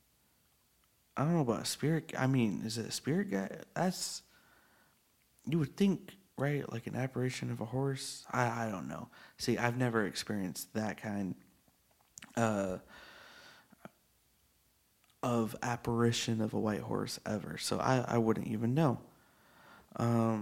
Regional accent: Texas, United States; this is my home state

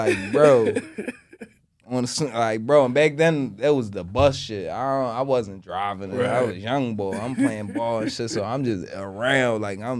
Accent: Delaware, United States; I ain't from West Philly. I ain't from the projects. I'm from Delaware.

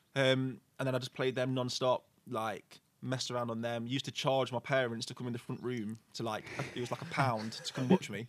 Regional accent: Burton upon Trent, West Midlands, United Kingdom; I live in Stretton, so like I've lived there my whole life

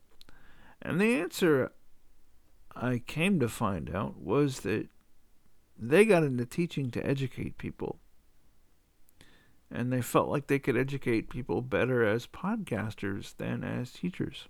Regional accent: the South, United States; I'm from the South

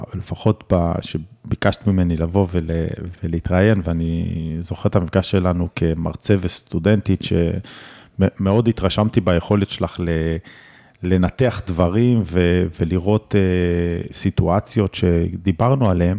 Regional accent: Omer, Southern District, Israel; אני גדלתי בעומר, וגדלתי לזוג הורים שכירים

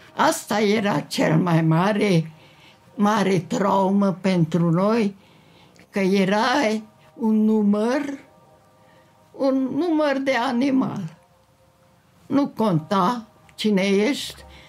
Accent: Târgu Mureș, Mureș County, Romania; M-am născut la Târgu Mureș.

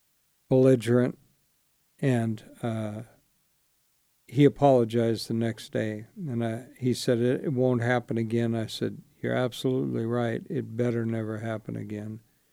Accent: Spartanburg, South Carolina, United States; born there; I was born in Spartanburg, South Carolina. I know it doesn't sound like it, but I was.

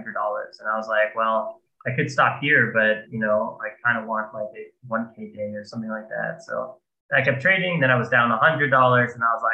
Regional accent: Florida, United States; now in Berlin, Germany; I grew up in Florida

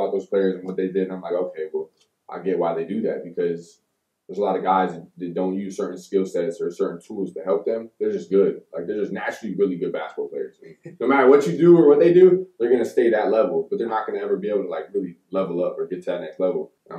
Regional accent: Pembroke Pines, Florida, United States; born there; also born or lived in Tampa / Georgia / Deland / Miami; Like, I was born in South Florida, Broward County, Pembroke Pines, Florida. Stayed there until I was, like, about 7, 8. Mm-hmm. Then we moved to different places, like Tampa, Georgia, to Deland. Then we went back to Miami, back to Deland.

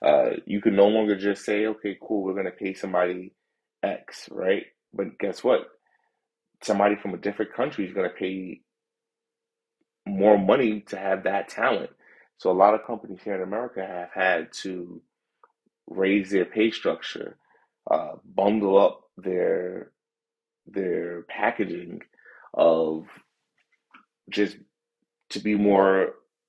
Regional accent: New York, United States; also born or lived in London; I'm a New Yorker, loud.

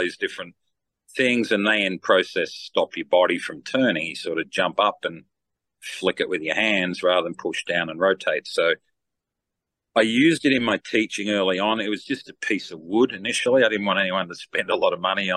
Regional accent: Australia; I'm from Down Under

